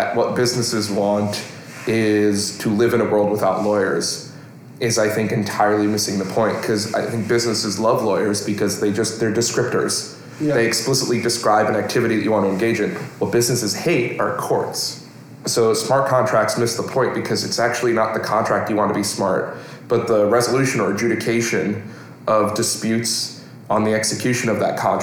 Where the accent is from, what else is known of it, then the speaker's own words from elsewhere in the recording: New York, United States; I'm a New Yorker. I'm a thoroughbred New Yorker